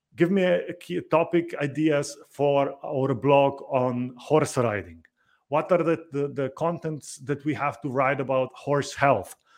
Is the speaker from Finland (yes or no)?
no; Slovenia; I come from Slovenia